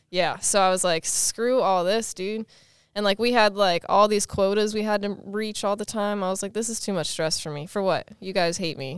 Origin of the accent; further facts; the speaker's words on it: Pennsylvania, United States; moved away as an adult; also born or lived in Texas; now in California, United States; born and raised in Pennsylvania, uh, about an hour and a half outside of Philadelphia